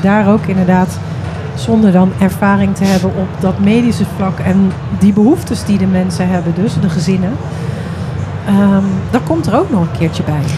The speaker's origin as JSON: {"language": "Dutch", "region": "Flevoland", "country": "Netherlands", "said": "ik kom uit Flevoland."}